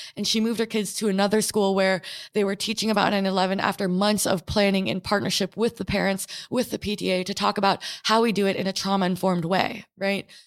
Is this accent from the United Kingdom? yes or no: no; New York City, New York, United States; also born or lived in American Samoa; I was born and raised in New York City